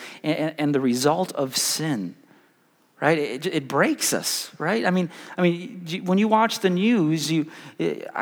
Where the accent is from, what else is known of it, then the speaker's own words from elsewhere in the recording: Chicago, Illinois, United States; now in Wichita, United States; I grew up in South Chicago, really rough neighborhood.